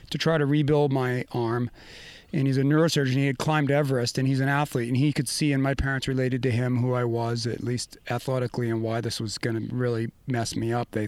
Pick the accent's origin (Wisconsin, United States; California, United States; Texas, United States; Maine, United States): Maine, United States; moved away; we grew up in Maine, and my family deep skiing roots